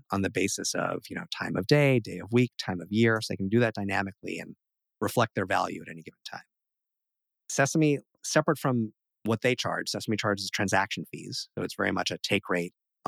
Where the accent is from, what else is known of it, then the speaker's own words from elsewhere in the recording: New York, United States; We're both from New York